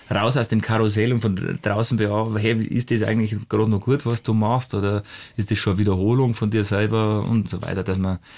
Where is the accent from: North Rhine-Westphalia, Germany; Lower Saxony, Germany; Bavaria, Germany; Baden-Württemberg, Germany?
Bavaria, Germany; Hausham; das ist für meinen Heimatort Hausham und, und dass man sich dann besser merken kann.